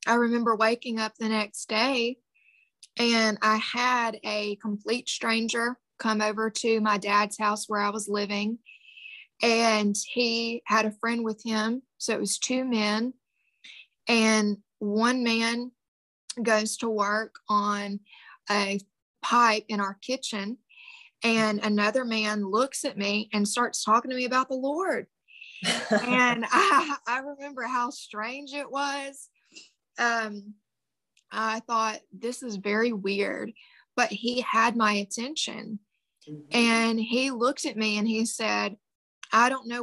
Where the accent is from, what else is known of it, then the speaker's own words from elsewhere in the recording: the Bible Belt, United States; I grew up in the Bible Belt